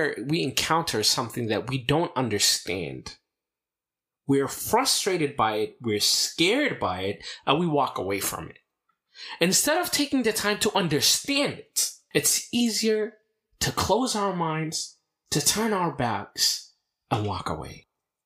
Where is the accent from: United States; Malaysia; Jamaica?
United States; growing up in America, in the Orthodox Church